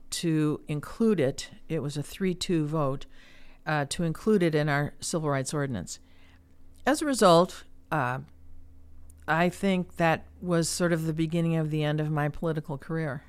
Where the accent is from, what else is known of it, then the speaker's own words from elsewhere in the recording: Chicago, Illinois, United States; moved away as an adult; also born or lived in Kansas / Iowa City, Iowa; now in Cedar Rapids, United States; I'm from the Chicago area